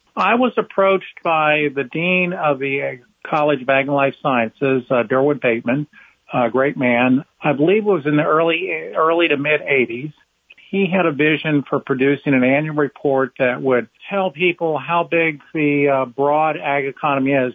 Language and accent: English; Cincinnati, Ohio, United States; moved away as an adult; also born or lived in Ithaca, New York; now in Raleigh, United States; I am uh, a native of Ohio, Cincinnati, uh, my hometown